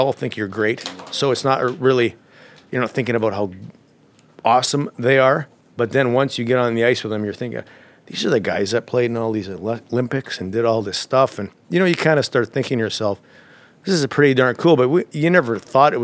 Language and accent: English; Alberta, Canada; moved away; I'm from Alberta.